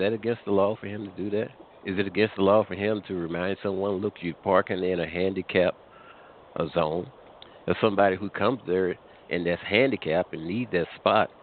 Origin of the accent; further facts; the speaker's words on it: Missouri, United States; I hail from Missouri